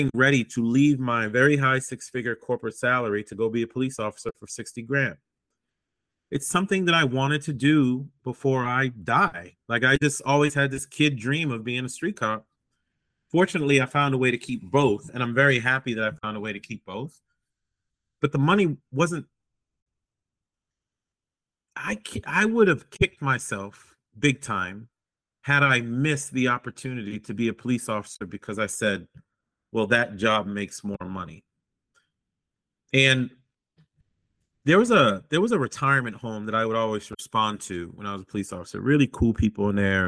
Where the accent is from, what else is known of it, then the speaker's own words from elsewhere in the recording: United States; moved away; also born or lived in Boston, Massachusetts / New York; I grew up in Boston and New York